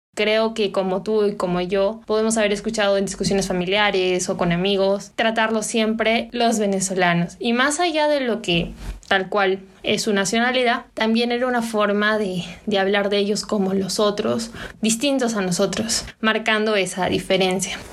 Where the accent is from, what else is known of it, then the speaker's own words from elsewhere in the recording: Peru; vernos a nosotros como peruanos en el exterior o peruanos aquí dentro del país